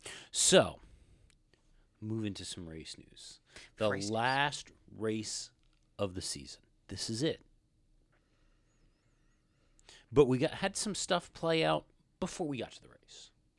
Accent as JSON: {"language": "English", "region": "New Jersey", "country": "United States", "tie": "born or raised there", "said": "and I grew up in New Jersey."}